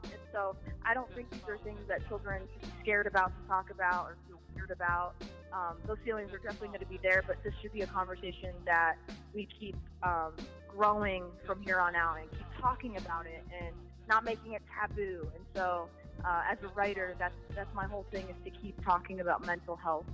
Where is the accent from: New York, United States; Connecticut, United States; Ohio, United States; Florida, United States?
Ohio, United States; Canton; I'm from Canton, Ohio